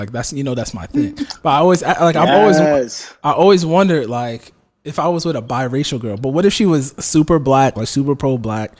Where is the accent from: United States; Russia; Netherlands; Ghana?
Ghana; But I mean, like, I'm Ghanaian, so it'd be dope.